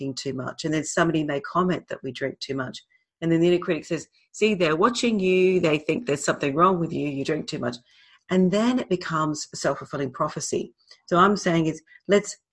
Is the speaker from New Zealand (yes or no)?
no; Australia; moved away as an adult; also born or lived in Britain / London; I'm Australian, I lived in Britain for a long time. We're Aussies